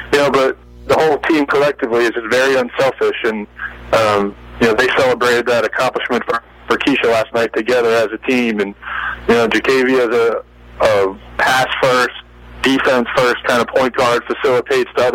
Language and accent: English; outside Philadelphia, Pennsylvania, United States; now in Savannah, United States; I grew up outside Philadelphia watching the Big Five play, following Villanova as a kid, and then relocating to the South, especially the Savannah area